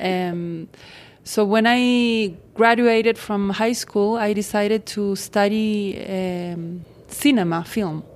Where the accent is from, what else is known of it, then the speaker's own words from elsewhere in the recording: Santiago, Santiago Metropolitan Region, Chile; I'm from Santiago de Chile, South America.